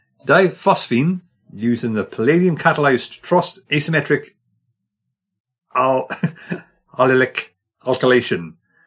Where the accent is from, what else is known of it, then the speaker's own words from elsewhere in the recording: Wales, United Kingdom; I say that as a Welshman.